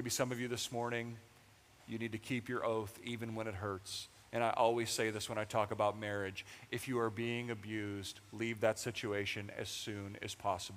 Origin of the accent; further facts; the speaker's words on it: United States; we are American